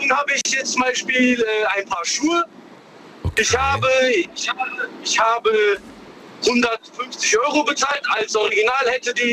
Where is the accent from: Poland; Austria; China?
China; now in Karlsruhe, Germany; ich bin in China geboren. Ich bin jetzt ah. zehn Jahre in Deutschland.